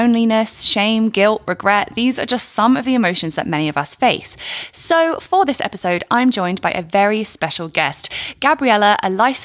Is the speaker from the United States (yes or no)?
no; England, United Kingdom; also born or lived in France; I wasn't born near the ocean in England